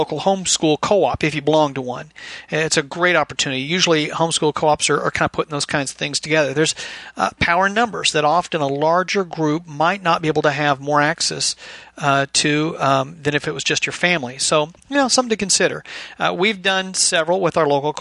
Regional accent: Bellevue, Washington, United States; moved away as an adult; now in Kentucky, United States; I was raised primarily in Bellevue, Washington, I guess from the age of like 2 to 16

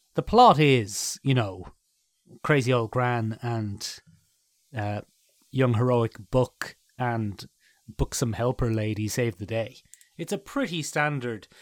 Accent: Ireland; I know how long my family have been in Ireland.

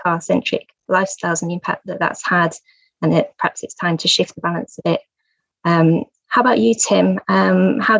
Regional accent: England, United Kingdom; in the 80s, similar, in a large village in the home counties, in a cul-de-sac

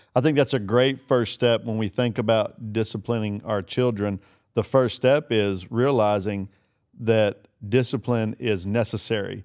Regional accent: Kentucky, United States; I'm from Kentucky

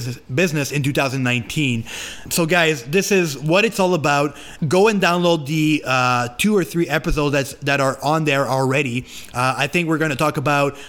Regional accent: Canada; English is a second language; I am French Canadian, so I'm trying to talk English the best that I can

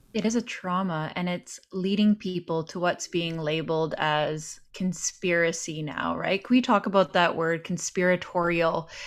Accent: Canada

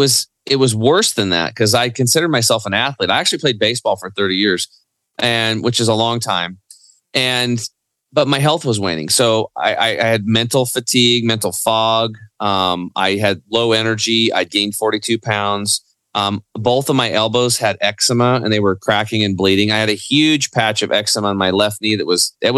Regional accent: Eastern Oregon, United States; also born or lived in Portland, Oregon; I grew up in Eastern Oregon on a cattle and hay farm

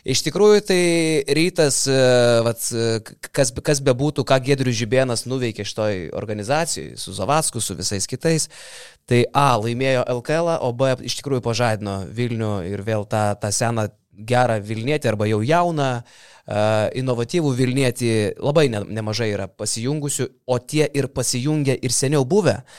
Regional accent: Kaunas, Kaunas County, Lithuania; aš kaip Kaunietis, kaip Kauno miesto patriotas

